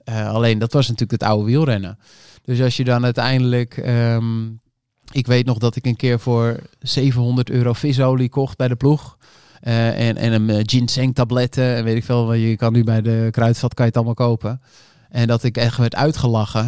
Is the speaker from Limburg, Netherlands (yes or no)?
no; North Holland, Netherlands; ik kom uit Noord-Holland